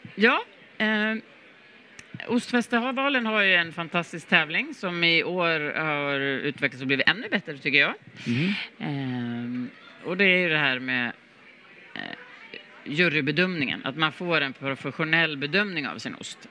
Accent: Sweden; som svensk

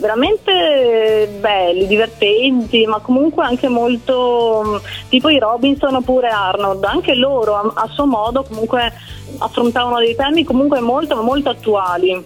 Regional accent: Province of Venice, Veneto, Italy; also born or lived in Naples; Da piccola, perché i miei già lavoravano qua a Venezia e quindi ho sempre vissuto qui a Venezia

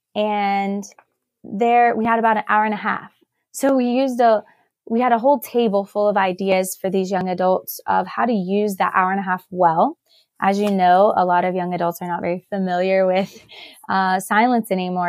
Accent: Knoxville, Tennessee, United States; I am originally from Knoxville, so born and raised

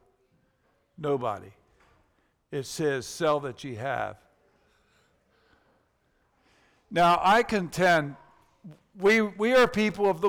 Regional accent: United States; in our country, we have adopted the American dream

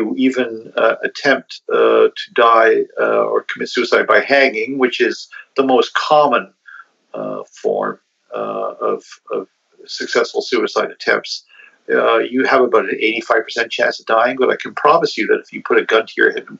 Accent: Canada; also born or lived in Perth, Ontario; as a Canadian culture, we have lots of guns in our country

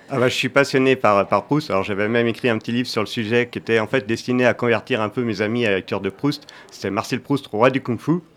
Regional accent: Angers, Pays de la Loire, France; je viens d'Angers

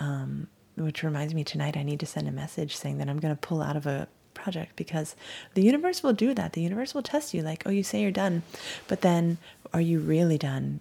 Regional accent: Hawaii, United States; moved away; also born or lived in Miami; I'm from Hawaii. We used to just skateboard, surf, relax, and sing reggae

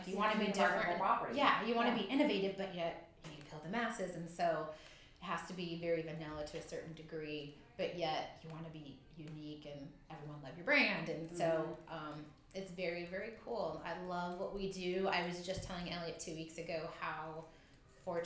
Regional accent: Southern California, United States; moved away; I'm from Southern California

